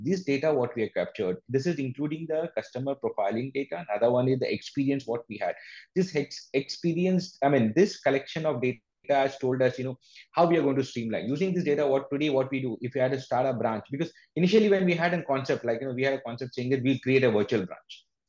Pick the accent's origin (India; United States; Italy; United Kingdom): India; we as an Indian